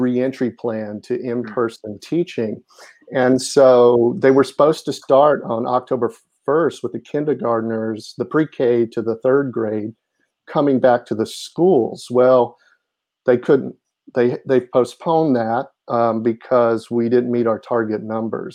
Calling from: Highland Park, New Jersey, United States; I'm actually calling from central New Jersey where I live in the borough of Highland Park

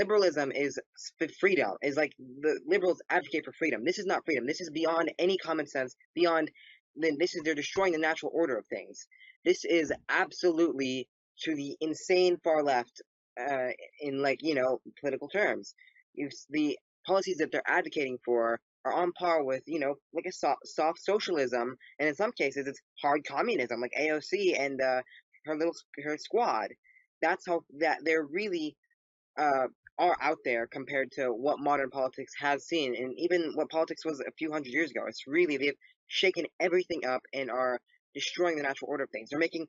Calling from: Los Angeles County, California, United States; Yeah, I'm in Southern California, Los Angeles County.

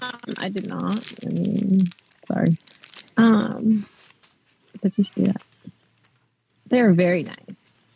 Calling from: Ohio, United States; I'm from the Ohio.

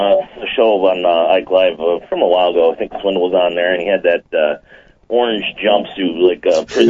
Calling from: Lake Wales, Florida, United States; … from Lake Wales, Florida.

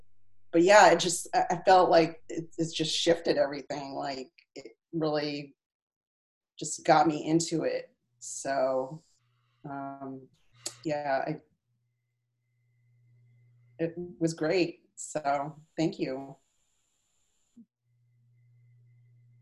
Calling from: Salem, New Hampshire, United States; I'm calling from Salem, New Hampshire

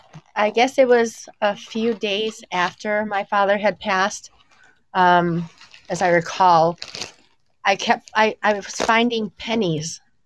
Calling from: Illinois, United States; I'm calling in from Illinois.

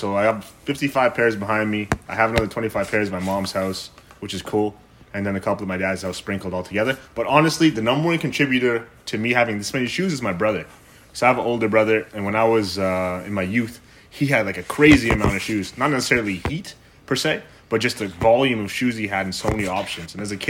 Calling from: Ottawa, Ontario, Canada; I'm checking in from Ottawa, Ontario, the most boring city in the world, apparently.

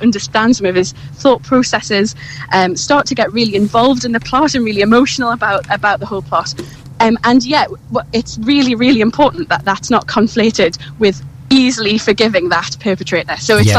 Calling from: Cambridge, East of England, United Kingdom; I'm just standing on King's Parade in Cambridge, so it's very idyllic.

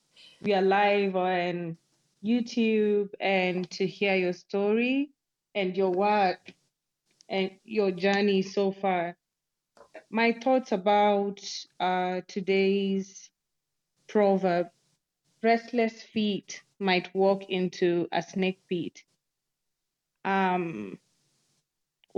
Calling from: Nairobi, Kenya; This is …. I'm speaking from Nairobi, Kenya.

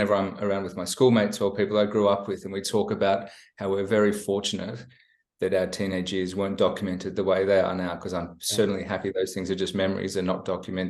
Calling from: Melbourne, Victoria, Australia; also born or lived in Sydney; Phoning in from Melbourne on a beautiful autumn day.

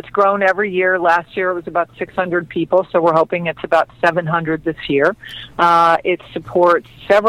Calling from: Los Angeles, California, United States; calling from Fabulous Chatsworth.

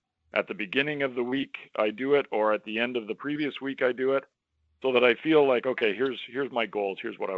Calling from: Toronto, Ontario, Canada; I am calling in from Toronto, Ontario, Canada.

